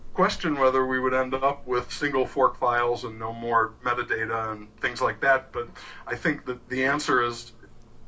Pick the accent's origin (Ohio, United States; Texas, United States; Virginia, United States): Texas, United States; I'm from Texas